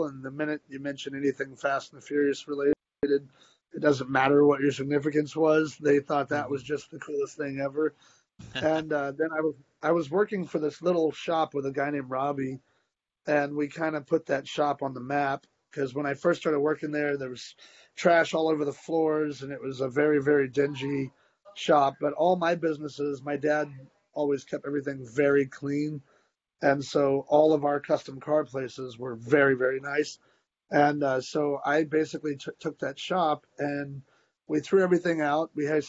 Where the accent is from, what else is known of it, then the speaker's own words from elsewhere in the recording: United States; also born or lived in Dubai; now in Dallas, United States; I was a bloody American.